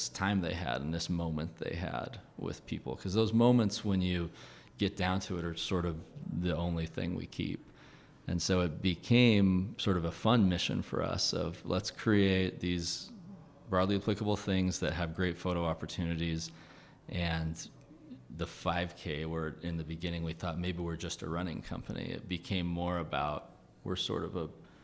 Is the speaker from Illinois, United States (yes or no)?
no; Farmington, Utah, United States; I grew up in Farmington, like a half hour from Salt Lake